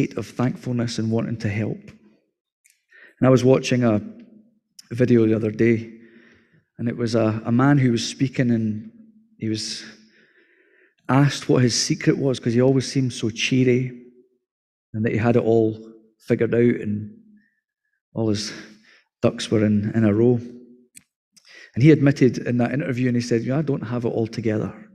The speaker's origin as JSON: {"language": "English", "region": "Scotland", "country": "United Kingdom", "said": "as Scottish people"}